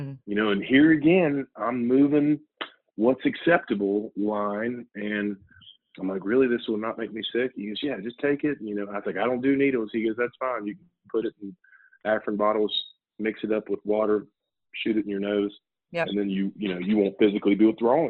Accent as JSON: {"language": "English", "town": "Huntington", "region": "West Virginia", "country": "United States", "tie": "born or raised there", "moved": "yes", "said": "my hometown in Huntington, West Virginia"}